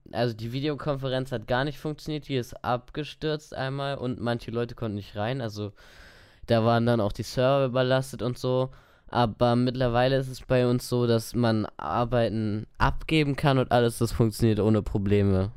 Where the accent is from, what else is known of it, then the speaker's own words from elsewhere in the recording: Lower Saxony, Germany; ich komme aus Niedersachsen, nicht aus Bayern